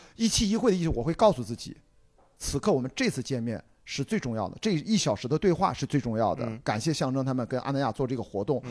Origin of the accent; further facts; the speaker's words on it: Qingdao, Shandong, China; moved away; 要不就都回青岛见